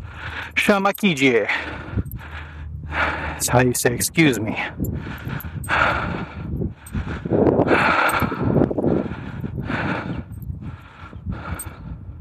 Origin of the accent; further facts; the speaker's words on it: United States; as an American